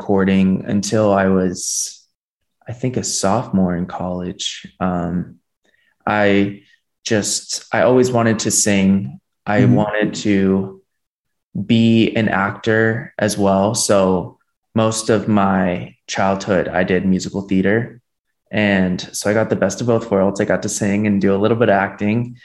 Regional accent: Miami, Florida, United States; moved away as an adult; now in Los Angeles, United States; I was born and raised in Miami, Florida. I moved here 4 years ago for school in California.

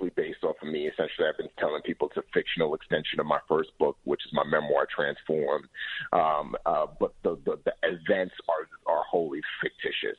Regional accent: New York City, New York, United States; moved away as an adult; also born or lived in Nigeria; I grew up in the Bronx, so I was a product of my environment

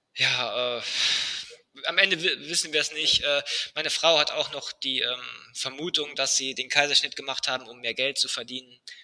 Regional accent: Germany; bei uns in Deutschland

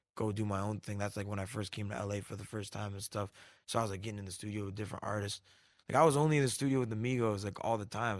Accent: Canada; moved away; I came up from Canada

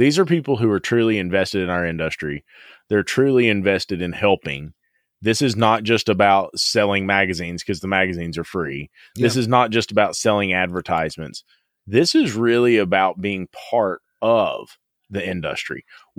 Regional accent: the South, United States; I'm from the South, buddy.

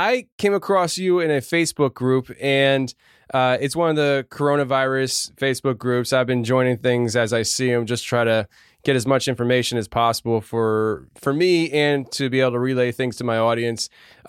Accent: outside Philadelphia, Pennsylvania, United States; I'm from outside the Philadelphia area, so on the other side of the country.

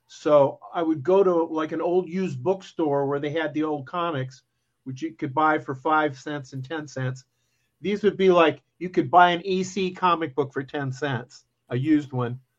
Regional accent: Muscatine, Iowa, United States; I grew up in Muscatine, Iowa, which is right on the Mississippi River, I can see Illinois from my house. That's where I am, and um, I still live here

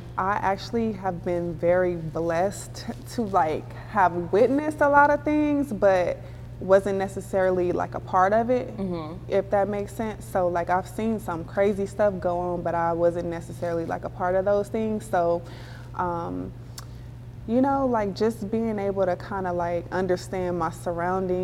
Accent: Compton, California, United States; growing up in Compton

